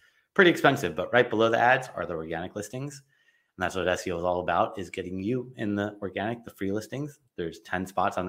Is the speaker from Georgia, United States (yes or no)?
no; Los Angeles, California, United States; I grew up in Los Angeles